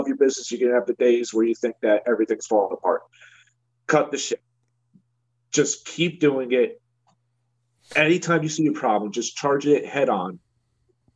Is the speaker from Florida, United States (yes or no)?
no; New Jersey, United States; I'm from New Jersey